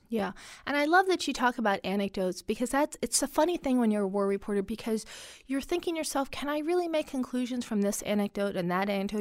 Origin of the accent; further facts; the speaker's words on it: Washington, United States; first language Arabic; English is a second language; we ended up growing up in the Washington area because my dad took government work